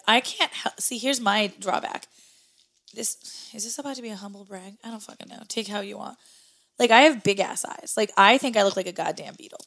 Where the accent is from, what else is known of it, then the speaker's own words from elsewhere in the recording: Midwest, United States; moved away as an adult; now in New England, United States; I come from the Midwest